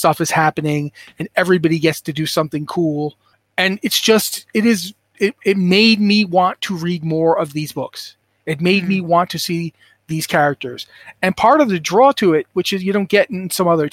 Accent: Rhode Island, United States; I'm from Rhode Island

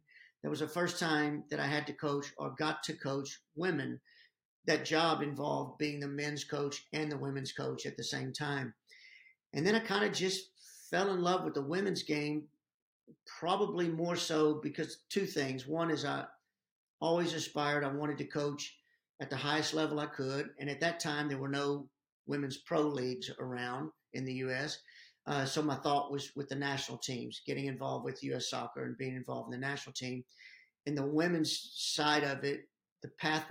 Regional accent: Irving, Texas, United States; my hometown of Irving, Texas

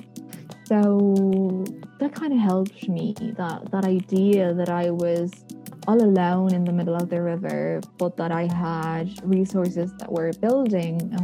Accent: Buenos Aires, Argentina; moved away as an adult; now in Dublin, Ireland; I'm originally from Buenos Aires, Argentina

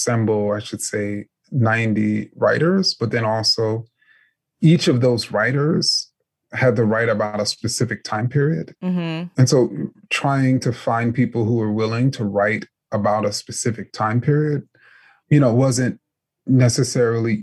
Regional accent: New York City, New York, United States; I grew up in New York City as a huge, huge New York Knicks fan

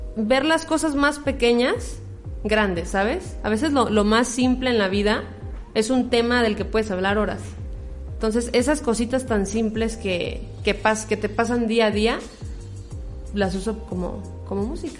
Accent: La Piedad, Michoacán, Mexico; soy piedadense de Michoacán, aquí presentes en, mi pueblo natal

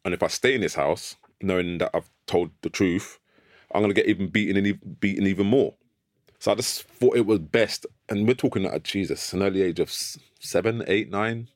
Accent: London, United Kingdom; I grew up in North London, Islington, near Archway Station

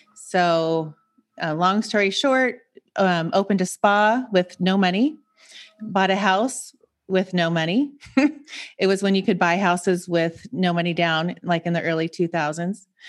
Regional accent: Seattle, Washington, United States; moved away as an adult; also born or lived in Montana; now in San Diego, United States; I grew up in Seattle, so I'm from the Pacific Northwest

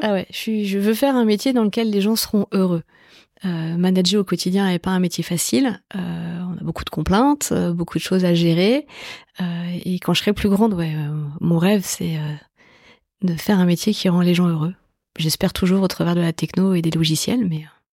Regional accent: Évry, Île-de-France, France; J'ai grandi dans la banlieue sud de Paris. J'ai grandi dans une cité qui s'appelle les Pyramides à Évry

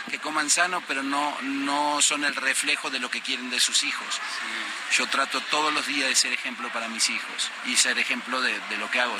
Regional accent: Argentina; now in Mexico; me crié yo en un barrio muy pobre, lamentablemente eh, en el barrio que me crié es como Tepito, en Argentina

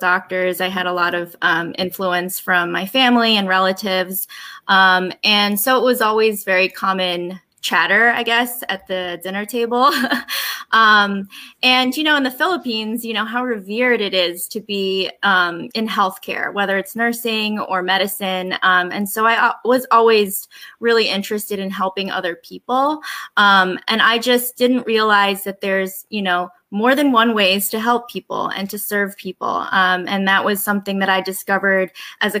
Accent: Delaware, United States; moved away as an adult; also born or lived in New York; now in New Jersey, United States; My parents immigrated here in the 70s, and I was raised in Delaware

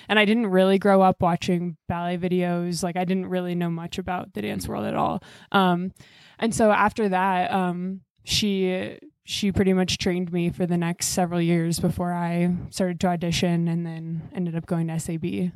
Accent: Iowa City, Iowa, United States; I grew up in Iowa City

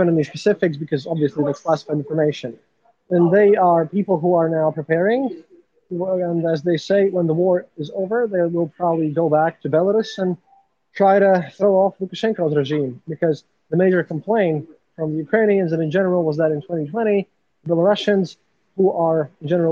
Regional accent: Latvia; I'm a journalist from Latvia.

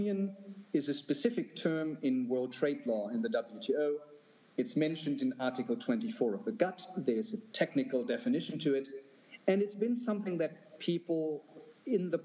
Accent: Germany; moved away; in my home country, in Germany

